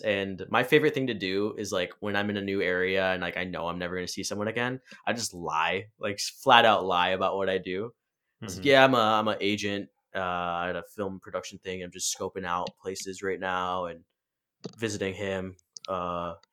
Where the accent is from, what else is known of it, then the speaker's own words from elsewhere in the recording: Grand Haven, Michigan, United States; moved away; whenever I go back to my hometown, we meet up for drinks. We go to our spot, Oddsides in Grand Haven